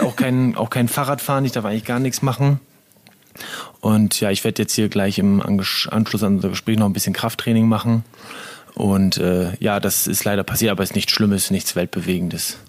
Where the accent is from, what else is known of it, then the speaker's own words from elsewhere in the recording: Syke, Lower Saxony, Germany; moved away; also born or lived in Osterholz-Scharmbeck / Ore Mountains; aber eigentlich aufgewachsen bin ich in Sieke. Also seitdem ich fünf, sechs Jahre alt war, äh, seitdem haben wir dann in Sieke gewohnt mit unserer Familie. Und ja, da habe ich so meine Kindheit und Jugend hauptsächlich verbracht.